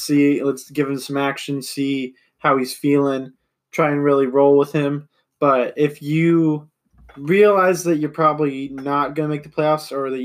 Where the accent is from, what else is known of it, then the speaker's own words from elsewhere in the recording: Oregon, United States; we're both from Oregon. We both mm-hmm. live in the Portland area.